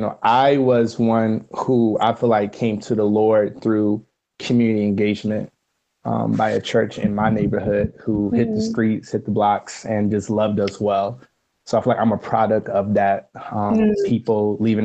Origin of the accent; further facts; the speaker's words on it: Roanoke, Virginia, United States; moved away as an adult; now in Cincinnati, United States; I am originally from Roanoke, Virginia, born and raised. I moved up to Cincinnati in 2017